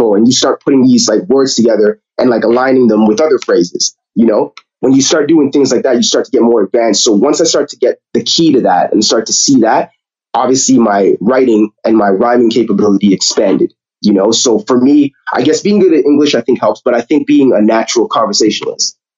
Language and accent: English; Toronto, Ontario, Canada; growing up in Toronto, to be honest with you, it's really, I would say it's, you know, it's always, again, good experience, great upbringing